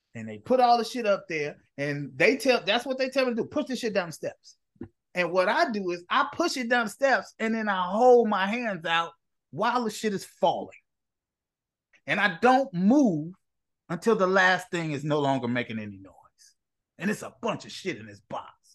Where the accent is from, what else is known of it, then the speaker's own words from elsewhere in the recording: Chicago, Illinois, United States; I'm from Inglewood. I'm from the neighborhood that people most fear in the city of Chicago along with the West Side.